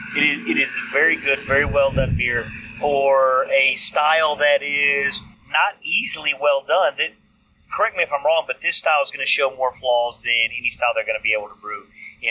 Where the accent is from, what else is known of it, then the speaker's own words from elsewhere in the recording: East Texas, United States; accent: East Texas; I had my East Texas accent, the little short brown guy